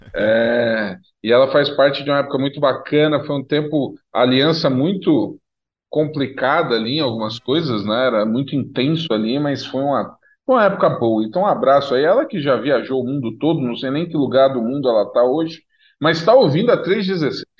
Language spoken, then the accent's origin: Portuguese; São Paulo, Brazil; eu cresci, e no bairro que eu cresci em São Paulo